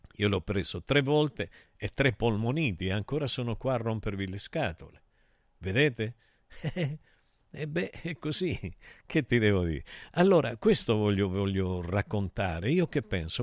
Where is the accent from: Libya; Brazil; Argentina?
Argentina; now in Italy; io sono vissuto in Argentina e noi giocavamo solo alla pelota